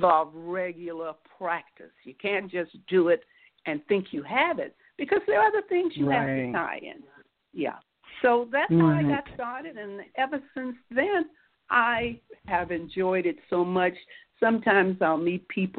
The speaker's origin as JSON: {"language": "English", "town": "Miami", "region": "Florida", "country": "United States", "said": "I'm from Miami"}